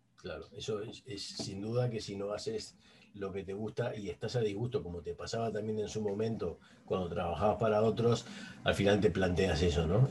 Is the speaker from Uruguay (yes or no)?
yes; Uruguay; moved away as an adult; now in Spain; yo hace 21 años que estoy en España, yo soy uruguayo